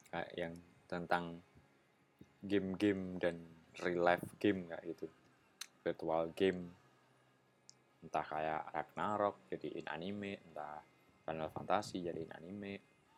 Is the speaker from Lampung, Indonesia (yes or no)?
no; Yogyakarta, Special Region of Yogyakarta, Indonesia; Itu kampung di kota Jogja. Jadi benar-benar kota, nggak pedesaan. Nggak yang rumahnya jauh-jauh gitu, nggak